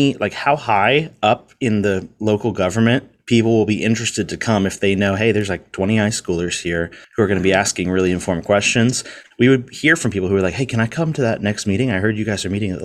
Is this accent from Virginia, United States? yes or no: yes; Virginia Beach, Virginia, United States; I grew up in Virginia Beach, Virginia.